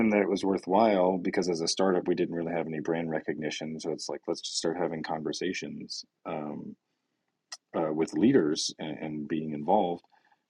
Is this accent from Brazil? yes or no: yes; Brazil; now in United States; when we moved to the US from Brazil, inflation in Brazil was at 4,000%, right?